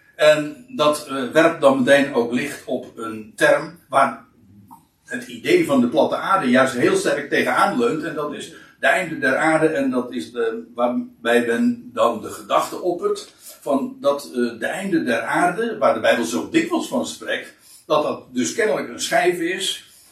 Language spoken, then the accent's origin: Dutch; Katwijk, South Holland, Netherlands; dan is het einde der aarde Katwijk. Nou ja, dat zeg ik dan weer eventjes als een beetje meteen waar ik vandaan kom